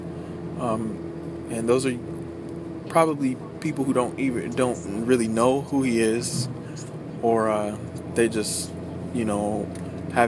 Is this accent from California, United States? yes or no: no; Youngstown, Ohio, United States; I'm a Youngstown native, too, so I'm from Youngstown, Ohio